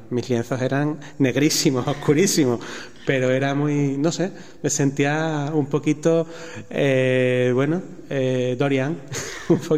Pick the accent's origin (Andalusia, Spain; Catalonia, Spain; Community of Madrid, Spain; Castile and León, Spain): Andalusia, Spain; Seville; now in Extremadura, Spain; estoy en Extremadura, que, que soy sevillano.